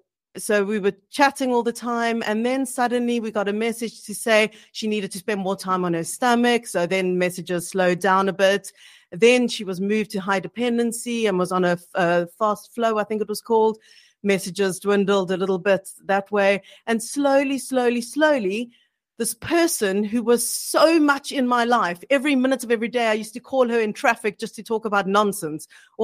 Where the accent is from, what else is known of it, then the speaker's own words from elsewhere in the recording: South Africa; moved away as an adult; now in United Kingdom; so Gavin and I moved from South Africa, our families were in South Africa, and we were based in the UK.